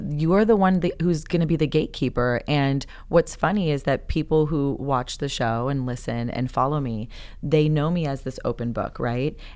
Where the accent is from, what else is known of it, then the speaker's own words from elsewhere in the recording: California, United States; now in Texas, United States; Yes, because I'm a Californian in Texas.